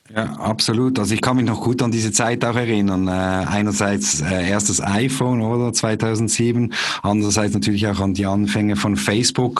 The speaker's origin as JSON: {"language": "German", "town": "Basel", "region": "Basel-Stadt", "country": "Switzerland", "also_born_or_lived": "Zürich / St. Gallen", "moved": "as an adult", "said": "komme aber ursprünglich aus Basel"}